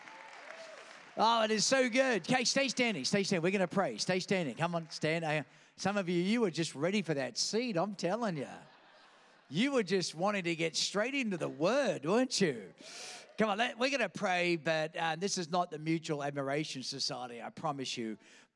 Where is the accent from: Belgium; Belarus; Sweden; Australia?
Australia; accent: Australian; also born or lived in Queens, New York; now in Virginia Beach, United States; I was born in Queens, New York, kidnapped by aliens, taken in a spaceship to some foreign place called Australia, where I picked up this funny accent